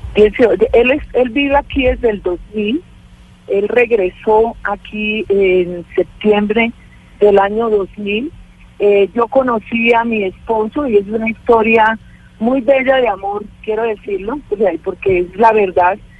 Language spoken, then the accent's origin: Spanish; Colombia